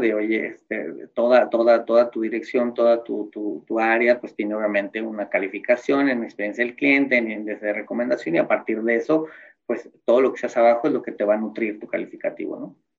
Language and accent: Spanish; Mexico; como mexicano